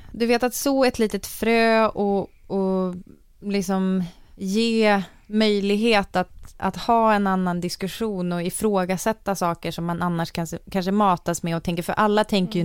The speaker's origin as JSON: {"language": "Swedish", "town": "Umeå", "region": "Västerbotten County", "country": "Sweden", "tie": "born or raised there", "said": "jag växte upp i Umeå"}